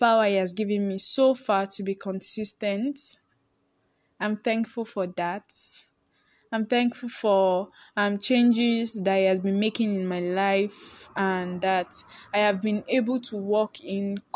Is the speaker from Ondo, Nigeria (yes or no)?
yes; Akure, Ondo, Nigeria; I'm based in Nigeria, Akure to be precise. Yes, for those that want to know, I'm a village girl and I love my village, Akure